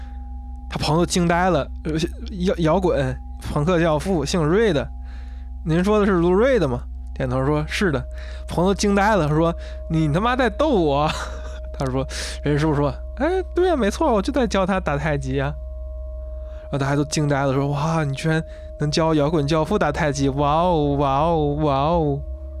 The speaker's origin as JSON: {"language": "Chinese", "country": "China", "said": "发扬了我国这个传统文化"}